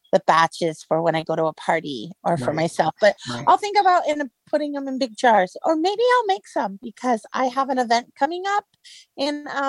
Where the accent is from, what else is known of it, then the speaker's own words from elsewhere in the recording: Kissimmee, Florida, United States; I am from Kissimmee